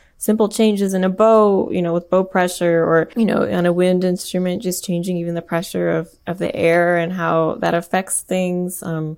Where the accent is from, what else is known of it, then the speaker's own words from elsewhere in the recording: India; I mean, I'm Indian, and like I learned a little bit of like Hindustani music growing up